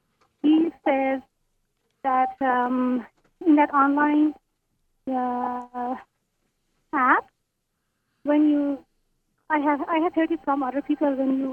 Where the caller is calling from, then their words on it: Canada; I'm calling from Canada.